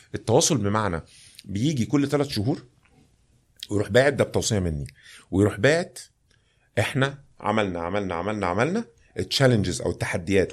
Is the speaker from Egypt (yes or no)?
yes; Egypt